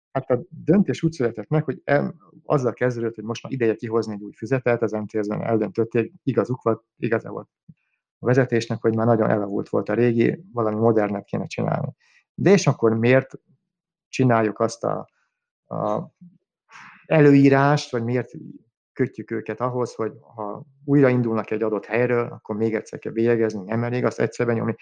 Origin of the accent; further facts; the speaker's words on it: Budapest, Hungary; bár messze van tőlem budapesti lévén